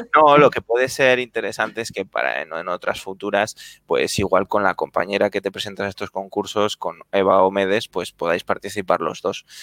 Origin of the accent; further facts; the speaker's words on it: Zaragoza, Aragon, Spain; now in Madrid, Spain; yo también soy de Zaragoza, aunque ahora esté en Madrid